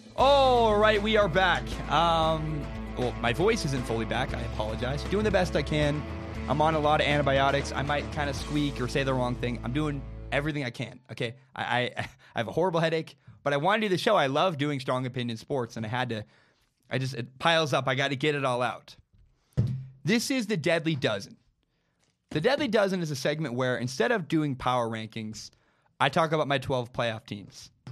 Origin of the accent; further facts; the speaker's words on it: Portland, Oregon, United States; moved away as an adult; now in Pullman, United States; I go to school six hours away from my hometown. I go to school in Pullman, Washington. My home is in Portland, Oregon